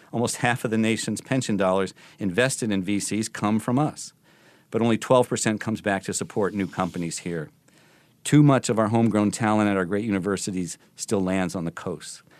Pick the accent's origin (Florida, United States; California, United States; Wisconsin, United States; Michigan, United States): Michigan, United States; my home state of Michigan